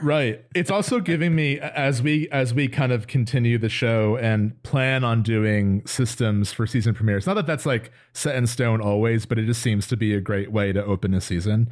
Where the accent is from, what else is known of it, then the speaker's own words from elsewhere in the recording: New Jersey, United States; we're both from New Jersey.